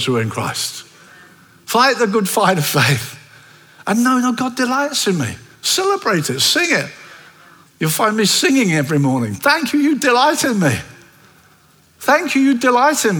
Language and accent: English; Brighton, South East England, United Kingdom; I come from Brighton